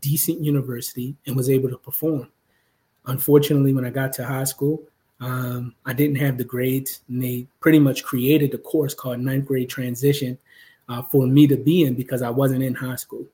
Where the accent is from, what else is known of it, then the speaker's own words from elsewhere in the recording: Baltimore, Maryland, United States; growing up in Baltimore is no easy feat, especially when you grow up in poverty